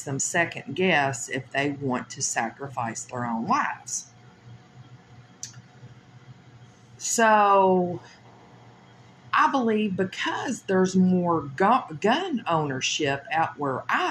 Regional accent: Louisville, Kentucky, United States; I come from Louisville, Kentucky

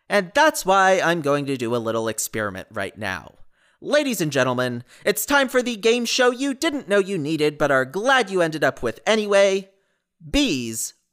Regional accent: New Jersey, United States; I'm from New Jersey. I work in consulting and I'm engaged to my wonderful fiance.

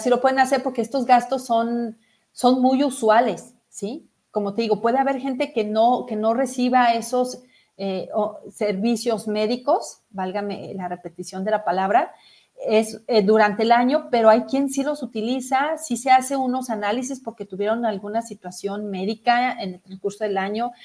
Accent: Mexico; como una mexicana más que también pago mis impuestos

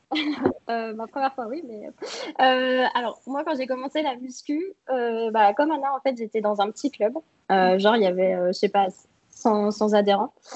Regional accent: Troyes, Grand Est, France; je suis de Troyes, donc euh, en France, euh, dans le nord-est.

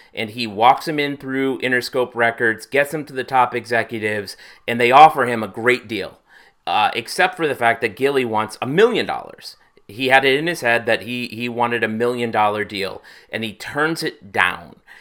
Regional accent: Hartford, Connecticut, United States; my hometown of Hartford, Connecticut

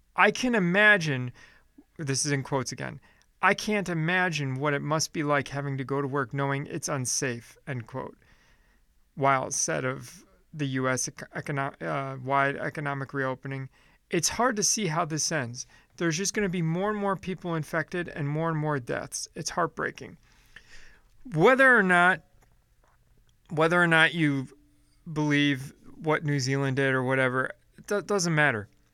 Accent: Chicago, Illinois, United States; moved away as an adult; also born or lived in Phoenix; now in Nashville, United States; I lived in Chicago mo, uh, all my, well, most of my life, up until I was about twenty-seven, and then I moved to Phoenix

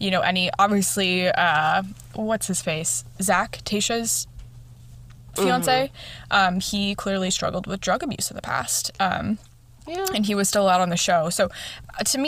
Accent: Chicago, Illinois, United States; accent: Chicagoan; my Chicagoan accent comes out

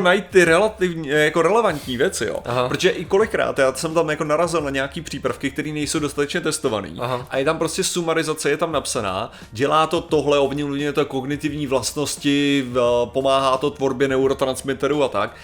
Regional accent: Czechia; já jako Čech

